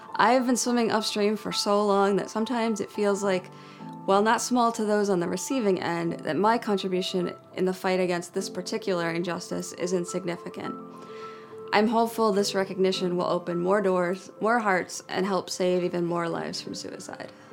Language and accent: English; New Jersey, United States; as a child growing up in New Jersey